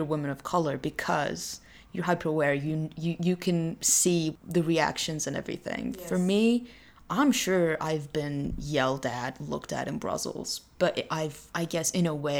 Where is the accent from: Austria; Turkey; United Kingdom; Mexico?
Turkey; moved away; I'm from Turkey